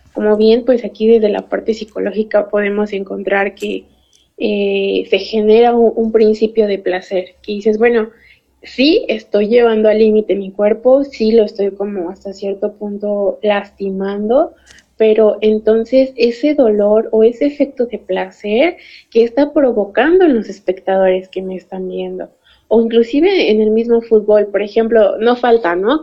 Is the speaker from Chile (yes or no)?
no; Mexico; nosotros como mexicanos